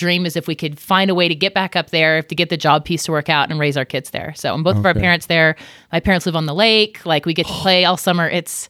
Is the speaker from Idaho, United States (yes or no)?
yes; Coeur d'Alene, Idaho, United States; also born or lived in Provo, United States; I'm actually from Coeur d'Alene. Yeah, I went to high school there.